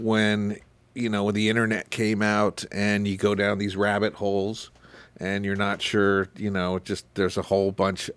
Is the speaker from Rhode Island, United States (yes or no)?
no; Port Jefferson, New York, United States; now in Palm Springs, United States; growing up in New York and in Port Jeff